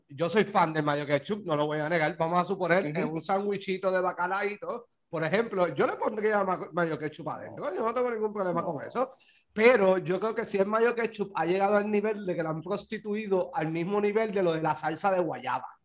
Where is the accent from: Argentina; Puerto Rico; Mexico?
Puerto Rico; Guaynabo; Acá los guaynabitos somos unos pendejos